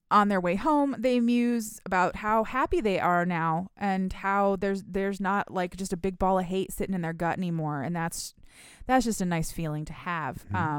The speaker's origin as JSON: {"language": "English", "region": "Michigan", "country": "United States", "said": "that's because I'm from Michigan and we don't have clubs here"}